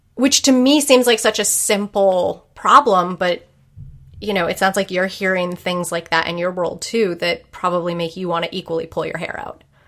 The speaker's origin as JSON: {"language": "English", "region": "New England", "country": "United States", "tie": "born or raised there", "said": "growing up in Puritan New England"}